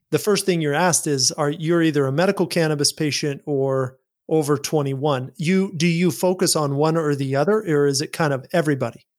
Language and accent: English; Utah, United States; I grew up in Utah. I grew up in this religious culture